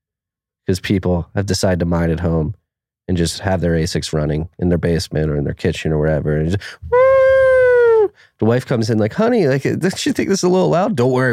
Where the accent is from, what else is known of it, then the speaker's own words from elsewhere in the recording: Philadelphia, Pennsylvania, United States; I have a Philly. I'm from Philly.